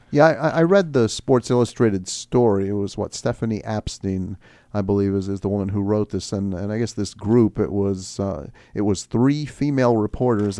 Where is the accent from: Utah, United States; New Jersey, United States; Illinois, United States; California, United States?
Illinois, United States; Chicago; I'm from Chicago